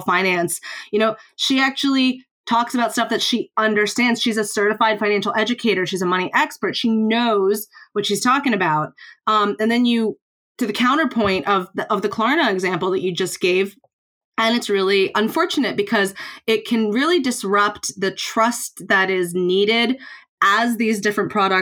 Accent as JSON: {"language": "English", "country": "United States", "moved": "yes", "said": "I'm obviously, you can tell from the accent, I'm from the United States"}